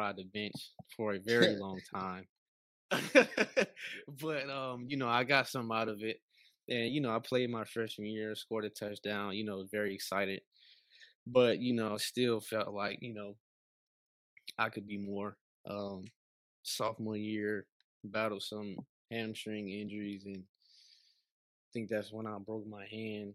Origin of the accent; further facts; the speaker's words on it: Atlanta, Georgia, United States; moved away as an adult; now in Columbia, United States; I'm from Atlanta, Georgia, from the city